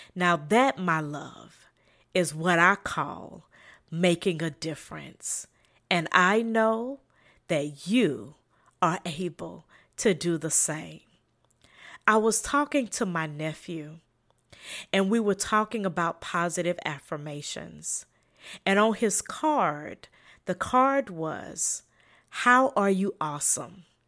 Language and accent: English; South Carolina, United States; accent: Southern; a slight Southern accent in my voice, I am from South Carolina